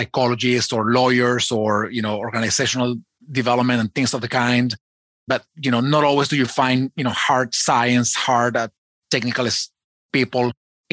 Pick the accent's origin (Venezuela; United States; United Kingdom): Venezuela; I was born in Venezuela.